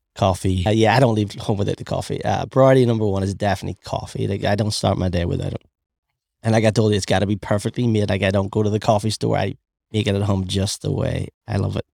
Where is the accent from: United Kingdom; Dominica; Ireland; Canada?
Ireland; accent: Irish; moved away; we're both from Ireland